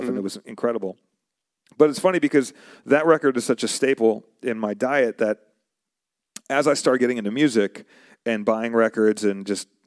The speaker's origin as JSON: {"language": "English", "region": "New York", "country": "United States", "also_born_or_lived": "Arizona", "said": "So I, originally, I'm from New York. Before I moved to Arizona, I was in New York"}